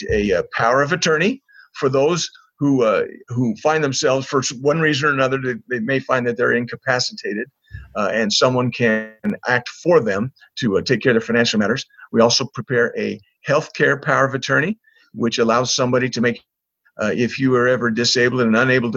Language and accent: English; Corvallis, Oregon, United States; moved away as an adult; also born or lived in Utah; I was raised up in Corvallis, Oregon.